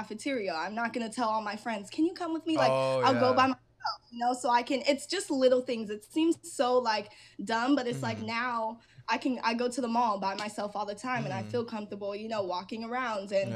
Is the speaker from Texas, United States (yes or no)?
no; an hour from LA, California, United States; I get to drive an hour back home and I'm in my hometown